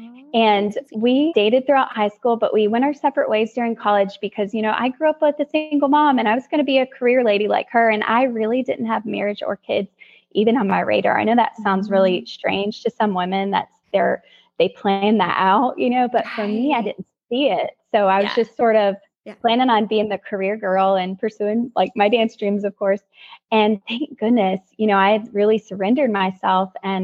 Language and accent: English; North Carolina, United States; moved away as an adult; also born or lived in Los Angeles; we're from North Carolina.